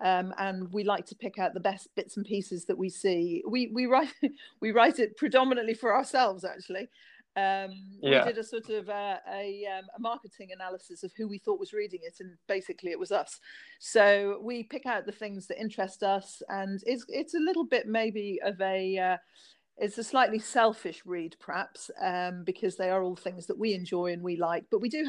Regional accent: Ireland; moved away as an adult; also born or lived in London; now in Isle of Wight, United Kingdom; I was brought up in Ireland, so it's okay. Very similar. It's a very similar community, small communities, everybody knowing everybody else

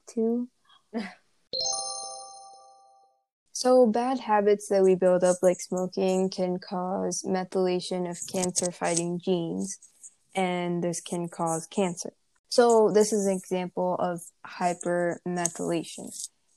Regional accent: India; Growing up in India

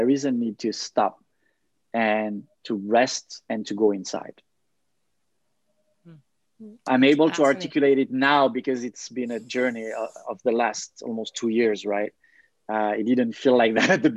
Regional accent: France; moved away as an adult; also born or lived in Thailand / Denmark; now in Montreal, Canada; I have roots, family roots in Serbia, but I grew up in France

